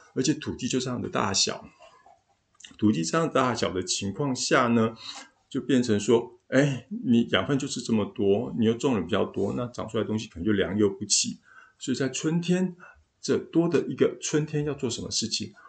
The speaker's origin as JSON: {"language": "Chinese", "country": "Taiwan", "said": "东方人，也就是我们台湾人"}